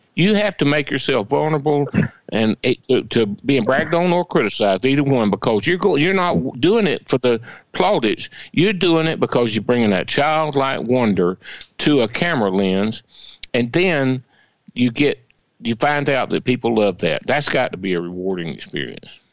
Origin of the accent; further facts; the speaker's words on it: Swainsboro, Georgia, United States; growing up in Swainsboro